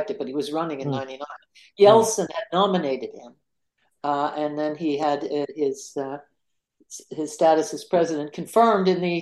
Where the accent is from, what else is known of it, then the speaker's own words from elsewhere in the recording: Canada; I'm a Canadian